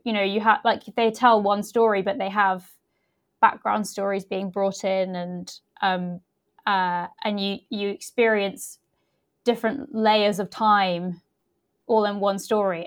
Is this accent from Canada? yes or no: no; United Kingdom; also born or lived in Leicester, England / Somerset, England; I grew up in uh, in two places in uh, first of all in the middle of England in a place called Leicester and then uh, in Somerset in the southwest